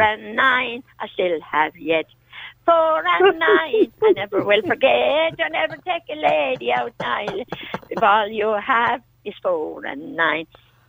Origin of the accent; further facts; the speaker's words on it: County Kerry, Ireland; Well, I'm a sort of back the Killarney direction.